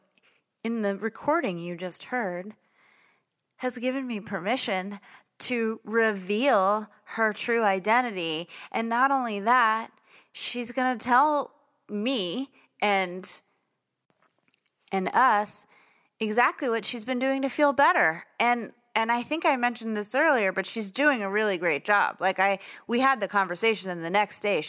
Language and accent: English; New York City, New York, United States; I was born in Brooklyn